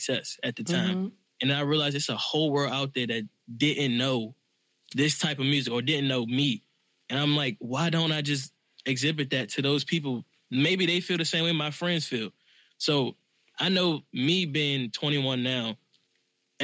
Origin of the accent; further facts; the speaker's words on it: Washington, District of Columbia, United States; I'm from Southeast D.C.